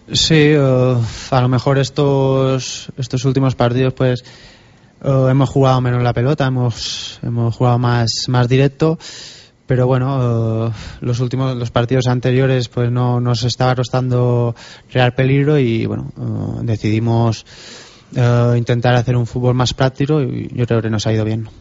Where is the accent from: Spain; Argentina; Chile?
Spain; Binissalem, Balearic Islands; moved away; also born or lived in Barcelona / Huesca; Empecé jugando en el, en el equipo de mi pueblo